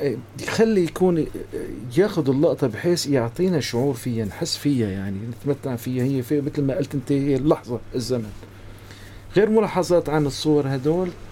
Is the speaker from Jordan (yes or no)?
no; Aleppo, Aleppo Governorate, Syria; moved away as an adult; now in Gaziantep, Turkey; وانا صغير يعني بحلب